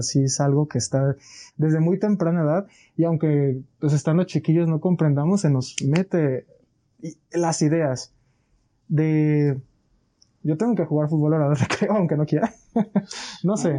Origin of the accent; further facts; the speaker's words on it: Colima, Mexico; Soy de aquí de Colima